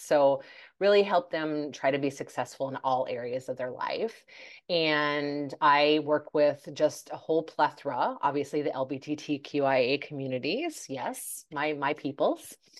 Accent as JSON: {"language": "English", "country": "United States", "tie": "born or raised there", "also_born_or_lived": "Denmark", "said": "majority of my life was, I was raised in, I was lived in the U S"}